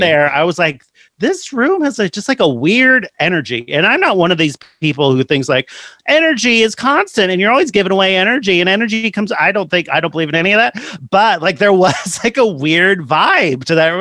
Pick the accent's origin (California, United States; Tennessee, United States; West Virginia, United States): California, United States; San Jose; I'm born and raised in Sa- San Jose, California